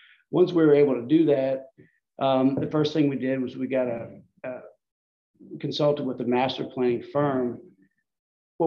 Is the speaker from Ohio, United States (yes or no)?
no; Metairie, Louisiana, United States; also born or lived in Madisonville, Louisiana; I was born in Metairie, graduated from Country Day High School, went up to LSU.